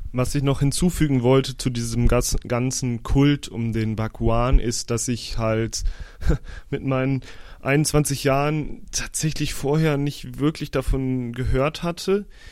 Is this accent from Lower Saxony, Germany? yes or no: yes; Osnabrück, Lower Saxony, Germany; moved away; Ich war in meiner Heimat Osnabrück